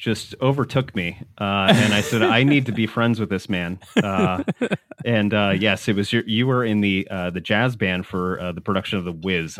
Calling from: Burlington, Vermont, United States; I'm calling in from Burlington, Vermont.

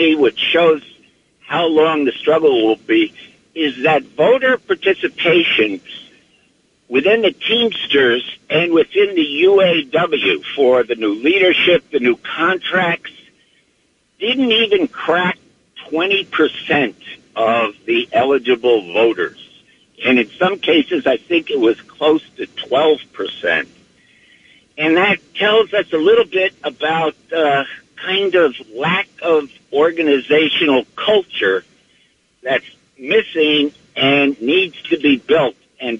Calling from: East Orange, New Jersey, United States; I have a comment. I'm from East Orange.

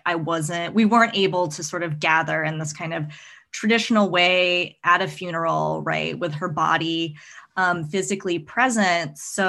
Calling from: Northampton, Massachusetts, United States; So I am Zooming in from Northampton, Massachusetts, which is on Pocumtuk and Nipmuc ancestral lands.

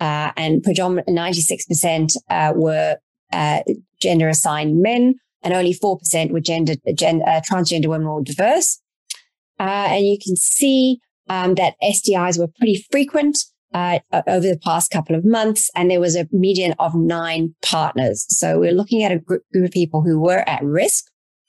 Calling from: Canada; I am dialing in from Canada, a very beautiful part of Canada

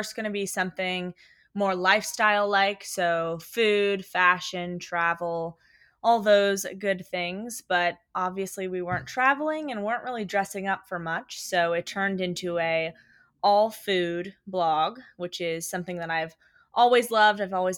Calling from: Los Angeles, California, United States; My pronouns are she, her, hers. And I am tuning in from Los Angeles.

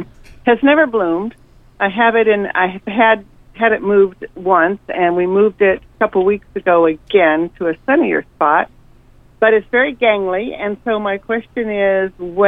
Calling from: Gustavus, Alaska, United States; I'm calling from Gustavus

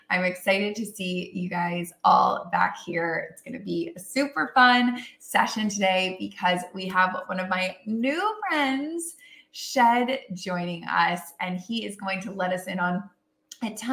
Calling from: Austin, Texas, United States; I'm coming in from Austin, Texas

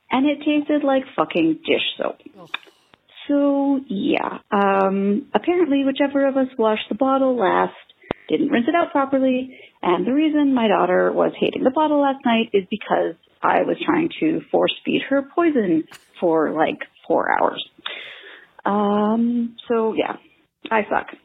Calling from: Victoria, British Columbia, Canada; Hi, One Bad Mother. I'm calling from Victoria, British Columbia with a fail.

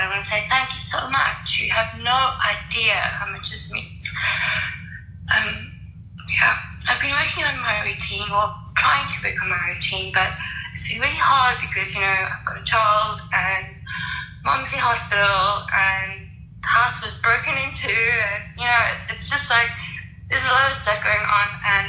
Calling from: South Africa; Sorry if you can't hear me. I'm praying from South Africa.

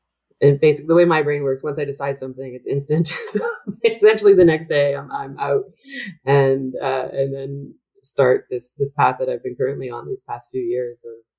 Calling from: Vancouver, British Columbia, Canada; I should mention that I'm joining you from Vancouver, which is the unceded and traditional territory of the Coast Salish peoples.

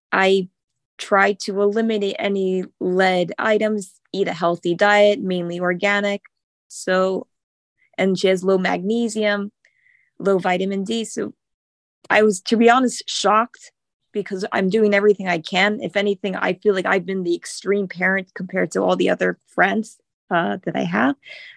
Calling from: Davie, Florida, United States; I'm from Davie, Florida.

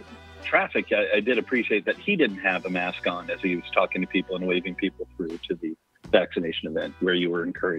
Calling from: Iowa City, Iowa, United States; also born or lived in Minneapolis; Iowa City, Iowa, but my old Minneapolis area code, maybe we're throwing Dez off.

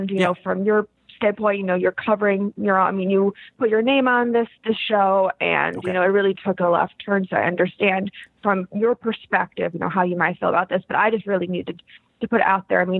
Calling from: East Haven, Connecticut, United States; I'm from East Haven.

